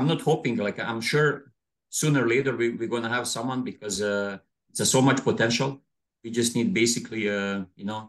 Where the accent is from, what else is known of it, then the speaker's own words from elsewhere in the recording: Bjelovar, Bjelovar-Bilogora County, Croatia; moved away as an adult; now in Toronto, Canada; Born and raised in Bjelovar